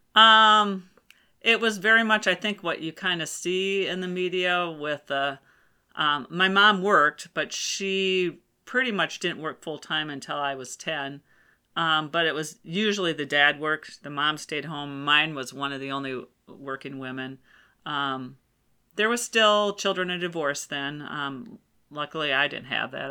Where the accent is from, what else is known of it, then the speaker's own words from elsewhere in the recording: Rochester, Minnesota, United States; I was born in Rochester, Minnesota